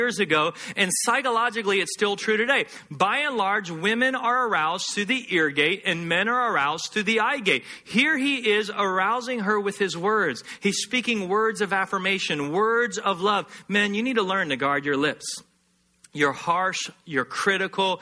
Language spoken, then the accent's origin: English; Texas, United States; Growing up in Texas, hunting is part of the culture